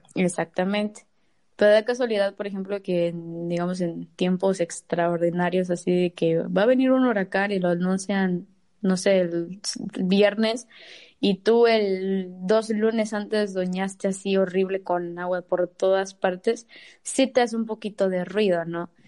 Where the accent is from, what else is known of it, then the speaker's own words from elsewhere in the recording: Mexico; yo soy de Río Viejo